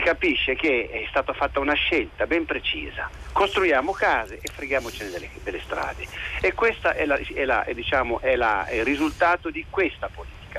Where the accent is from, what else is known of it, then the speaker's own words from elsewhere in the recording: Liguria, Italy; io chiamo dal Piemonte ma sono un ligure sequestrato in questa regione